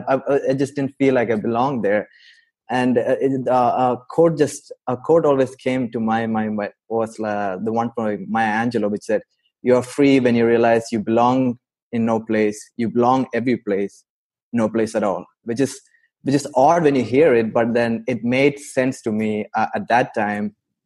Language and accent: English; Saudi Arabia; also born or lived in India; now in United States; I grew up in Saudi Arabia. I'm from India, but I spent most of my adult life in US.